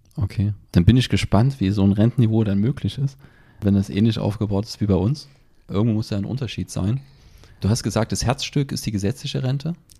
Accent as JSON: {"language": "German", "country": "Germany", "said": "bei uns in Deutschland"}